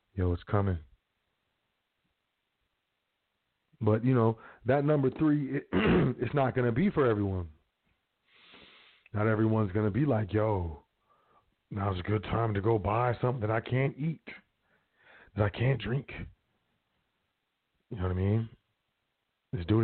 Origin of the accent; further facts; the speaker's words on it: United States; I'm from the South Side